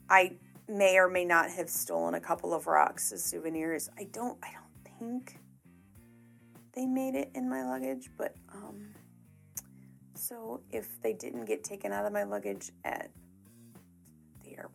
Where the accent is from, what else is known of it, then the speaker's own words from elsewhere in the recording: Indiana, United States; moved away as an adult; now in Missouri, United States; I grew up in Indiana.